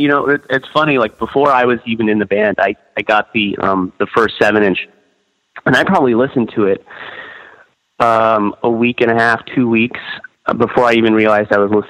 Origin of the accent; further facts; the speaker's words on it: Osage Beach, Missouri, United States; born there; I was actually born in... in Lake of the Ozarks, so Osage Beach, which is right in Lake of the Ozarks, which is like the heart of Missouri. It's a little bit southern, a little bit central.